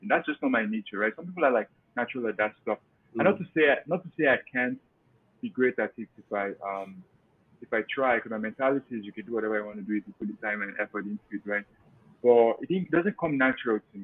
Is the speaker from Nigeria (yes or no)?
yes; Nigeria; moved away as an adult; also born or lived in Cleveland, Ohio, United States; now in Pennsylvania, United States; primarily I'm from Nigeria, came to the US 2014